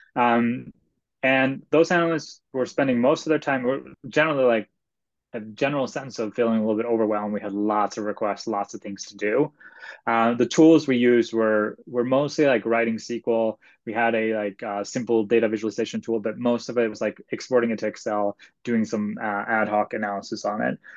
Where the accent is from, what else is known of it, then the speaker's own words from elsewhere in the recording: Sweden; moved away; I am originally from Sweden, and so in Sweden you pick a high school major, and mm. my high school major was actually math and computer science